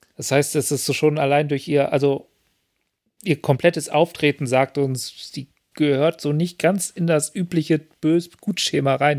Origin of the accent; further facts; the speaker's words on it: Lower Saxony, Germany; ich bin ja in Niedersachsen aufgewachsen